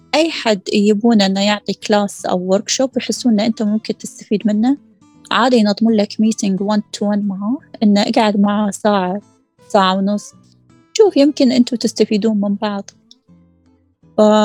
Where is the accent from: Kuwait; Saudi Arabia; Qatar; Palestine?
Qatar; عندنا في قطر